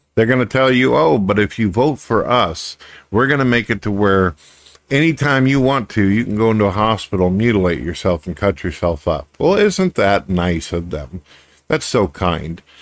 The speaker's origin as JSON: {"language": "English", "country": "United States", "said": "as an American"}